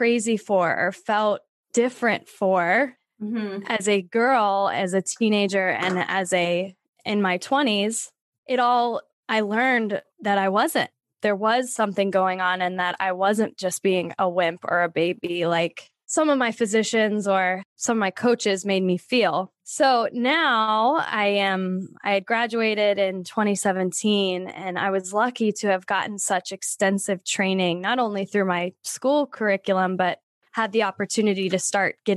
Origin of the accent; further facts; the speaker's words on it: Pennsylvania, United States; moved away as an adult; I'm originally from Pennsylvania. And then after college, I've been moving west ever since.